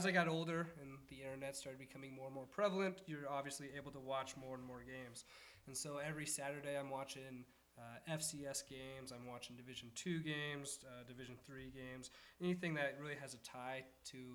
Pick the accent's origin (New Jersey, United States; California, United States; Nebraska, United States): Nebraska, United States; Growing up in Nebraska